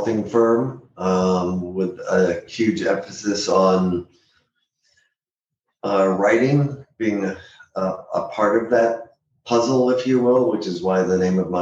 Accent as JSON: {"language": "English", "town": "San Diego", "region": "California", "country": "United States", "tie": "born or raised there", "also_born_or_lived": "Boston, Massachusetts / Los Angeles / Washington, District of Columbia, United States", "said": "I'm a native San Diegan"}